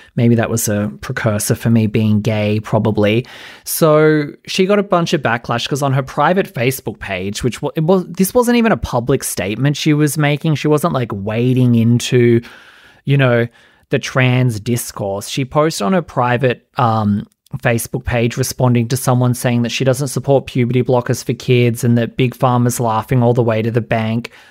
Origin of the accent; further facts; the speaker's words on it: Australia; I'm Australian.